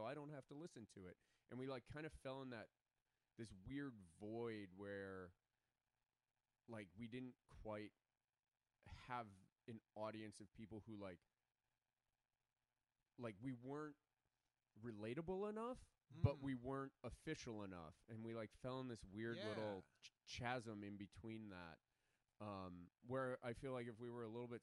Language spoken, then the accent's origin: English; Chicago, Illinois, United States; now in Los Angeles, United States; I grew up in Chicago